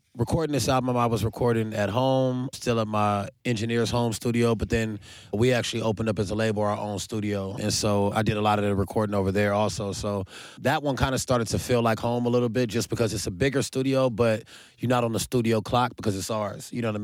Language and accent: English; Carson, California, United States; I'm from Carson, DeLamo to be exact.